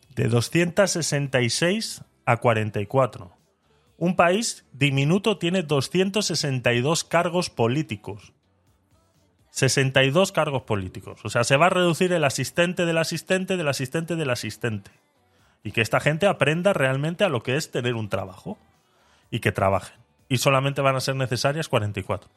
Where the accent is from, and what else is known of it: Spain